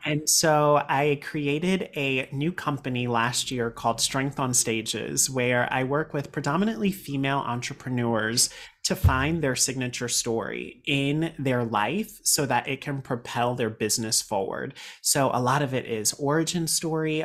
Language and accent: English; Raleigh, North Carolina, United States; moved away as an adult; now in New York City, United States; I am from Raleigh, North Carolina